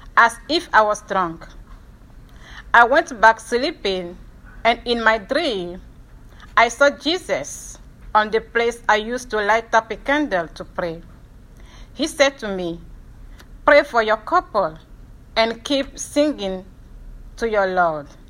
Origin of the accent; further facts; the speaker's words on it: Lomé, Maritime, Togo; moved away as an adult; also born or lived in Dubuque, Iowa, United States; now in United States; I was born and raised in Lomé, the capital city of Togo in West Africa